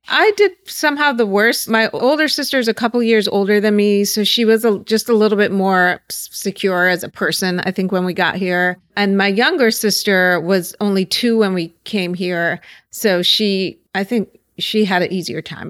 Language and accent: English; Pittsburgh, Pennsylvania, United States; now in Los Angeles, United States; I grew up in Pittsburgh